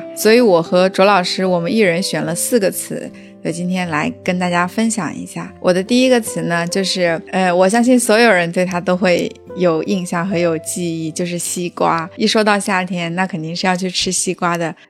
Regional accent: southern China, China; 我作为南方人来说啊

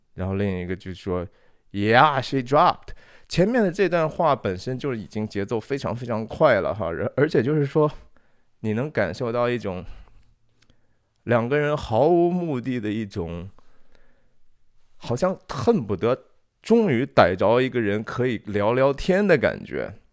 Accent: China; 我们中国人

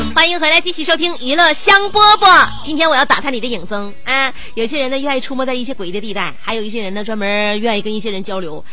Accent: Northeast China, China; 我们东北人对自己的那个家乡语言已经不这么热衷了

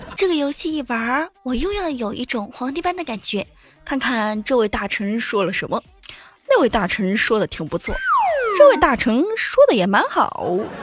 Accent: Enshi, Hubei, China; 我们湖北恩施啊，那叫一个轻轻的山，轻轻的水，轻轻的河儿，轻轻的人呐

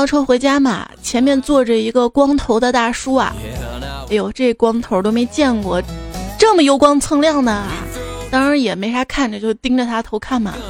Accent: China; 我说不是听出来的，我们中国人不戴绿颜色的运动帽。

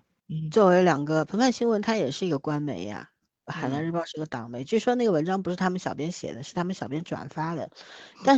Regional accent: Shanghai, China; 我作为一个上海人

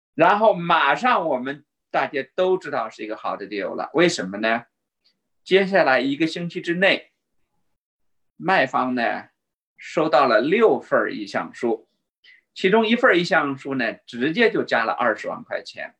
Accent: China; moved away; 我们中国人的数学很好

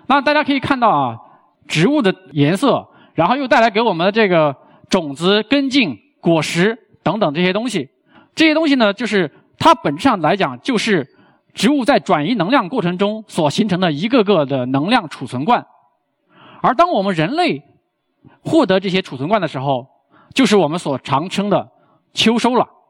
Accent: China; 我们身为中国人，可能并没有那么充分地认识到中国之美

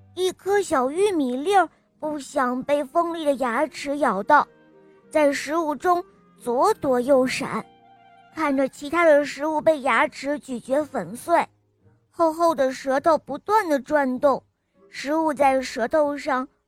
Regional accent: Beijing, China; 我今年八岁了，我来自北京

